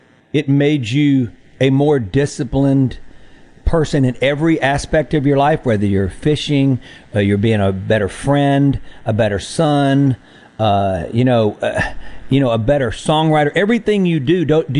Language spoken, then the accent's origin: English; Mississippi, United States; We're going to get to know you because we're from Mississippi.